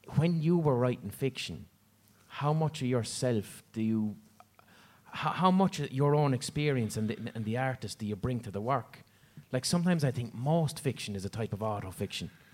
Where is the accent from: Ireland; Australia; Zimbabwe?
Ireland; Limerick, Munster; I'm from Limerick.